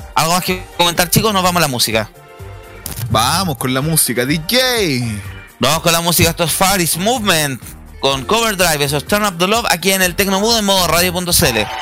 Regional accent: Chile

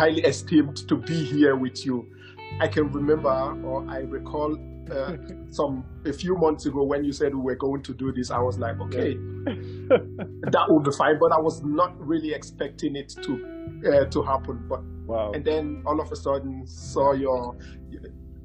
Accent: Nigeria; As someone who grew up in Africa, in Nigeria to be precise

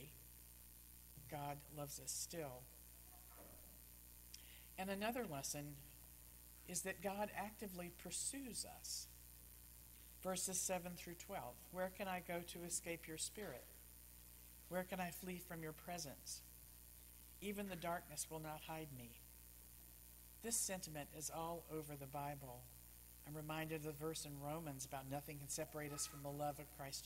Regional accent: Texas, United States; I was very active in the Baptist Student Union growing up in Texas, Southern Baptist

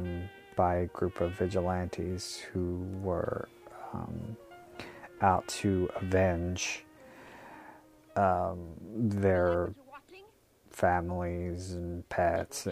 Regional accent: United States; I'm American

